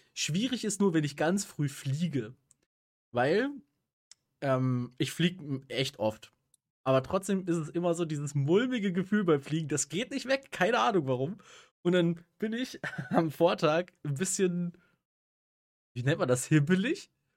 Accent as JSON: {"language": "German", "region": "Rhineland", "country": "Germany", "said": "bei uns im Rheinland"}